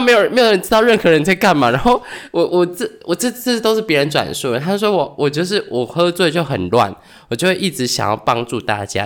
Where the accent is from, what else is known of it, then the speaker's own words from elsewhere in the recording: Taiwan; 我们是台湾人